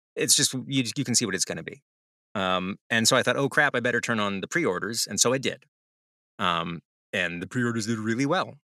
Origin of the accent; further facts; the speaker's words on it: the South, United States; I'm from the South, so when you drag something in the past sense f, tense for me, that's drug.